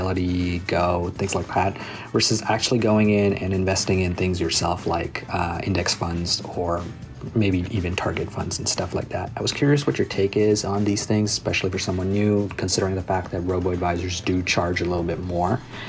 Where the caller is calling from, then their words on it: Toronto, Ontario, Canada; I'm actually calling from Toronto, Canada.